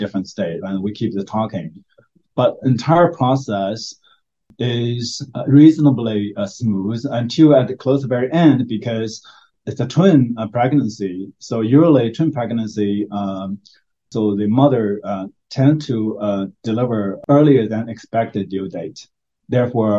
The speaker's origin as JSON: {"language": "English", "country": "China", "moved": "yes", "lives_now": "United States", "said": "we are from Asian, and so from China"}